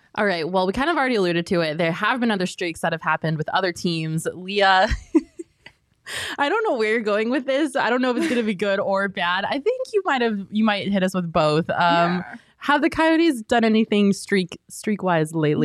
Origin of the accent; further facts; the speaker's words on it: Colorado, United States; I grew up in Colorado